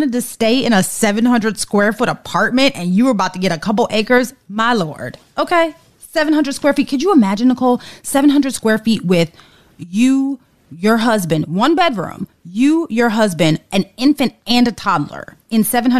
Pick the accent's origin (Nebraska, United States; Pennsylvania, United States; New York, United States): New York, United States; New York City; I went to elementary, middle, high school, and design school all in NYC. So to say that I'm a New Yorker through and through is an understatement.